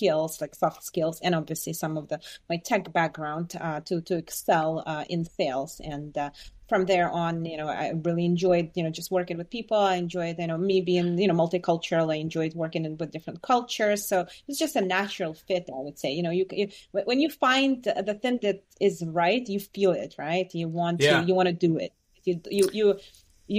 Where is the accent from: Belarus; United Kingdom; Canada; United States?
Belarus; moved away; also born or lived in Boston area; I was born and raised in Belarus